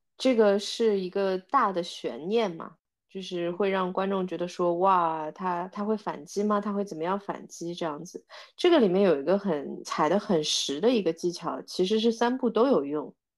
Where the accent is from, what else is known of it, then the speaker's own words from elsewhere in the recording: China; 我觉得我们中国人会特别有共鸣感